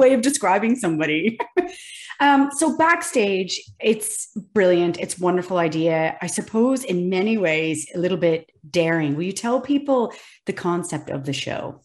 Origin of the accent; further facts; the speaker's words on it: Kingston, Ontario, Canada; I am Kingston, Ontario.